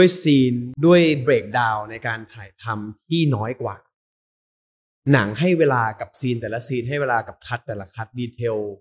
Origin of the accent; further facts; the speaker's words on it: Khon Kaen, Isan, Thailand; moved away; เป็นลูกอีสาน